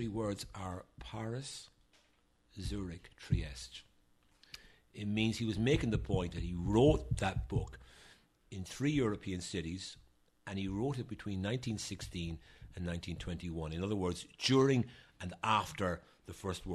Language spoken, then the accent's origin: English; Ireland; moved away as an adult; now in United States; I am an Irish nationalist, obviously. I wouldn't be working for the Irish government if I wasn't.